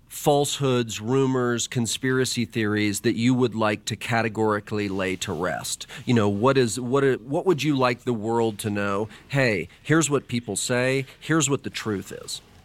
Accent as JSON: {"language": "English", "town": "Dallas", "region": "Texas", "country": "United States", "tie": "born or raised there", "said": "I was a kid growing up in Dallas, Texas"}